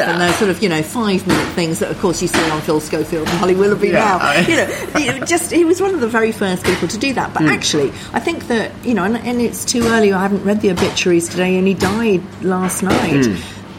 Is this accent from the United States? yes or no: no; Abergavenny, Wales, United Kingdom; I grew up in Abergavenny